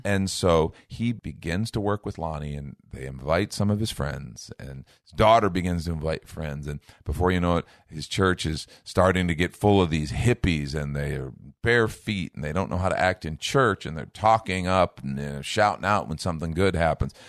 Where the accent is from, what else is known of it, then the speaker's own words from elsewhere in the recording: Chicago, Illinois, United States; I grew up in Chicago